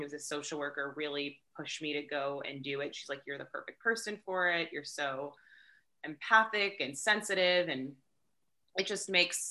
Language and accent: English; Orange County, Southern California, United States; also born or lived in Long Beach, California / Los Angeles, California / San Diego, California; now in Joshua Tree, United States; I'm native to Southern California. I was born in Long Beach, raised in Orange County, went to school in Los Angeles